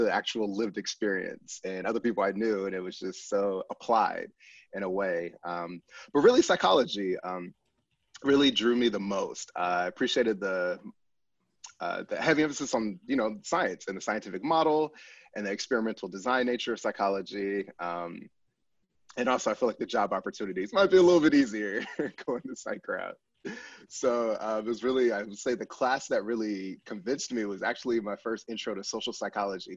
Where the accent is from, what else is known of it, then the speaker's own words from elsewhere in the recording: Pasadena, California, United States; moved away as an adult; also born or lived in Virginia / Chicago / Michigan; I'm a California native, born and raised in Southern California, Pasadena to be specific